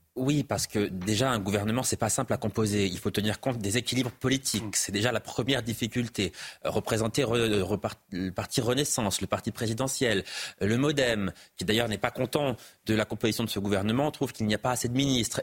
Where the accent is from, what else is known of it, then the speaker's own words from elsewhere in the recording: Auvergne-Rhône-Alpes, France; moved away as an adult; now in Paris, France; Je vis à Paris depuis dix ans, mais j'ai grandi en Auvergne, j'y ai passé plus de 20 ans.